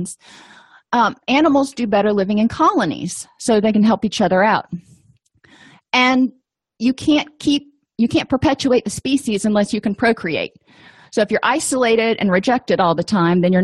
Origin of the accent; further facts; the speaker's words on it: South Florida, United States; I grew up in South Florida